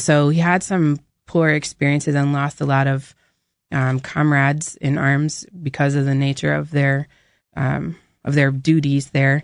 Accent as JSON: {"language": "English", "region": "New Hampshire", "country": "United States", "tie": "born or raised there", "said": "we, we grew up in New Hampshire"}